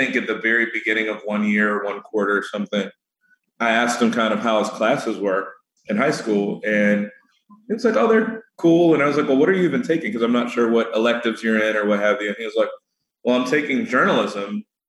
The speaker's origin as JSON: {"language": "English", "area": "Chicago suburbs", "region": "Illinois", "country": "United States", "tie": "born or raised there", "said": "the Chicago suburbs or about my hometown, about my school"}